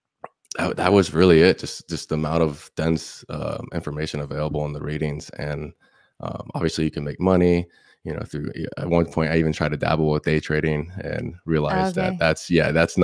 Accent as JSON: {"language": "English", "town": "Indian Rocks Beach", "region": "Florida", "country": "United States", "tie": "born or raised there", "said": "I'm from Indian Rocks Beach, Florida. It's about 30 minutes south from Tampa. And I was born and raised there my whole life"}